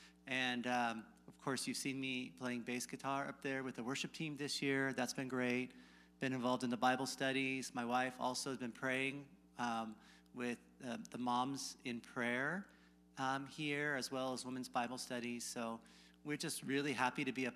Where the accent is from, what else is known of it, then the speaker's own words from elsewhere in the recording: California, United States; moved away as an adult; also born or lived in Kyrgyzstan; I grew up in California, but not from this area